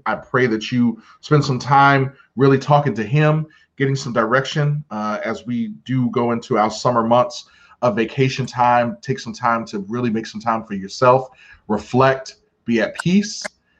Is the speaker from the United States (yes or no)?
yes; New Jersey, United States; I'm from New Jersey. No, not anymore.